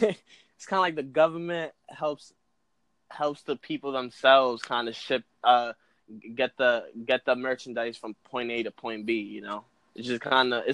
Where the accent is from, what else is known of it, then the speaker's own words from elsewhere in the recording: New York City, New York, United States; I come from New York, so that's why I'm a New York fan for anything. I'm from the Bronx